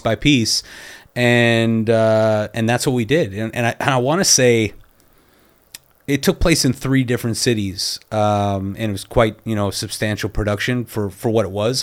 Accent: Canada; also born or lived in New York; now in Los Angeles, United States; I'm Canadian

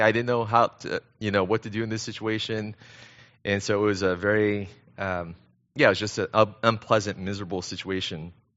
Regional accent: Temple City, California, United States; moved away as an adult; also born or lived in Korea / China; I was born in Korea, uh, but I grew up right here in the S G V, so I'm a local kid. Um, in fact, I grew up down the street in Temple City

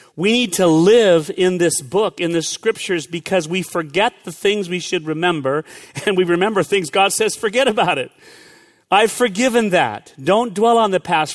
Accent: California, United States; moved away; I grew up in California

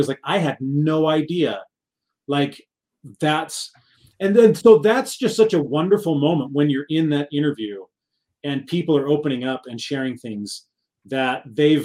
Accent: Southern California, United States; I come from a large family. We grew up in Southern California

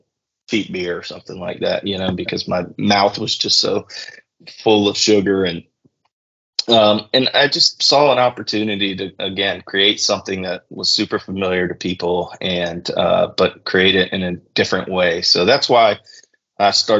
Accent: the South, United States; growing up in the South, most households had whiskey

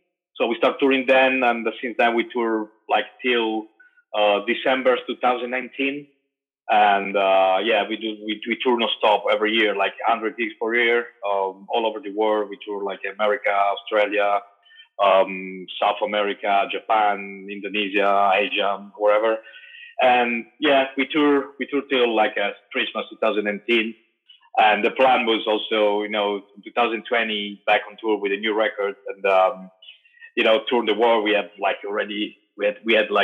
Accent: Italy; also born or lived in Turin; I'm from Italy

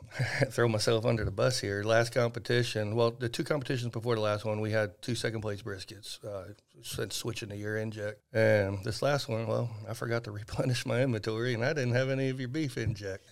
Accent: Van Alstyne, Texas, United States; my hometown, actually, in Van Alstyne.

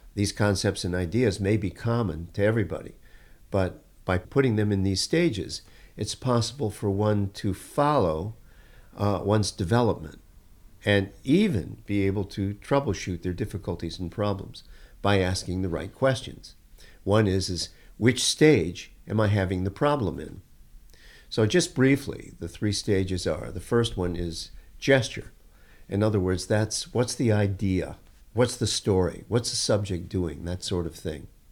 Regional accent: Detroit, Michigan, United States; I grew up in Detroit

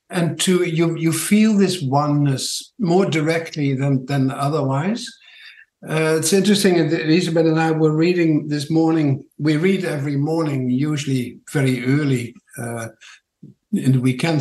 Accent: Netherlands; accent: Dutch; English is a second language; moved away as an adult; now in Tauranga, New Zealand; My funny accent is from Holland

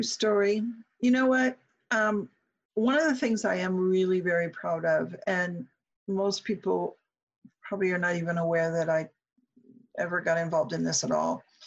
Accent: Omaha, Nebraska, United States; moved away; Omaha's home for me

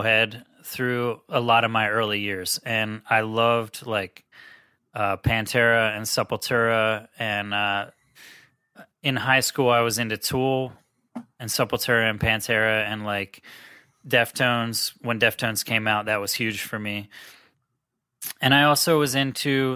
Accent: Cumberland, Maryland, United States; moved away as an adult; also born or lived in South Florida; I grew up in Cumberland, Maryland, it's about 4 hours west of this area in Philly

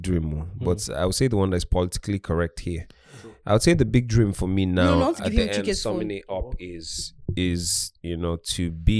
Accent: Anambra, Nigeria; Anambra State.

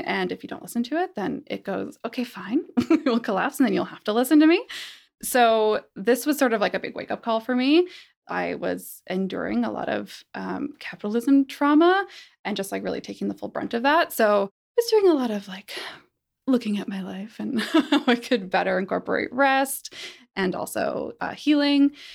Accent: Calgary, Alberta, Canada; moved away; I grew up in Calgary, which is a much warmer place in terms of this

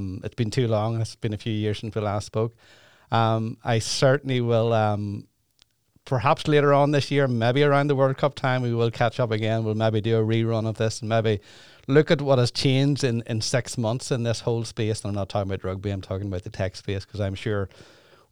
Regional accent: Ireland; I'm Irish

